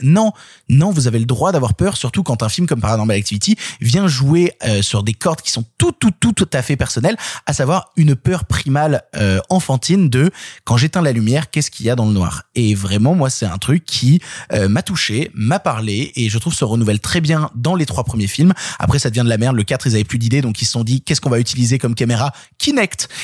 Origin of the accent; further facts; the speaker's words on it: Vienne, Auvergne-Rhône-Alpes, France; je viens de Vienne, à la base. Vienne, qui est une, petite ville